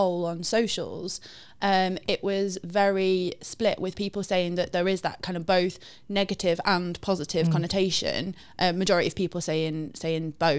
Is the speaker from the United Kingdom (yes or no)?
yes; the north of England, United Kingdom; accent: northern; I am always labelled the northerner.